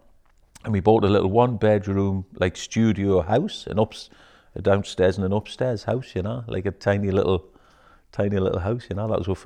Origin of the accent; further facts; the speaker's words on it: Newcastle upon Tyne, North East England, United Kingdom; I grew up in Bladen, in Newcastle.